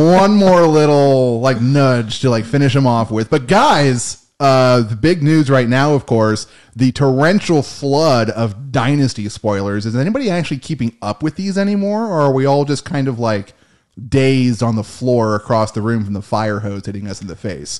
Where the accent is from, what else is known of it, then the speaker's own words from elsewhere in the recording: United States; we are American